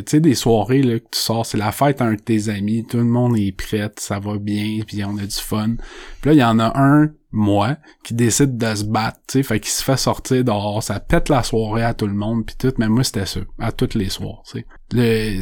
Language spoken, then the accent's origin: French; Saint-Colomban, Quebec, Canada; je viens de Saint-Colomban. C'est une petite ville, il y a pas beaucoup de monde.